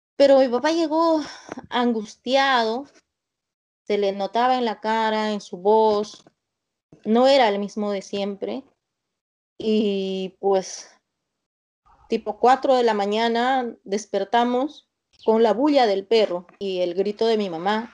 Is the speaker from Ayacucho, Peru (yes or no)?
yes; Soras, Ayacucho, Peru; mi pueblito es un pueblito muy, muy pequeño